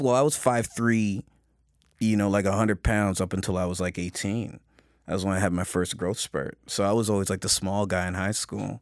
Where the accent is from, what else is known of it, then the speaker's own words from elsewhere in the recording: Toronto, Ontario, Canada; growing up in Scarborough